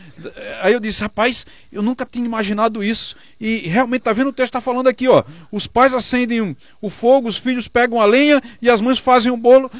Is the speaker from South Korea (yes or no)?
no; Northeast Region, Brazil; nós que somos nordestinos